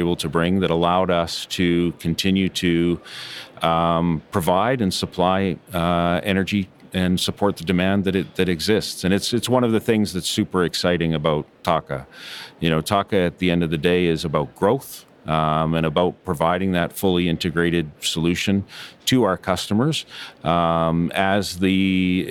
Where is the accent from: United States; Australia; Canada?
Canada; moved away as an adult; born and raised in Canada